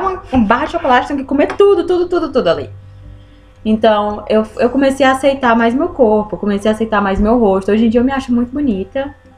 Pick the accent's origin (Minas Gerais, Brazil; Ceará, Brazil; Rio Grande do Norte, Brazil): Ceará, Brazil; Eu sou, eu sou do Nordeste do, do, do Brasil, Ceará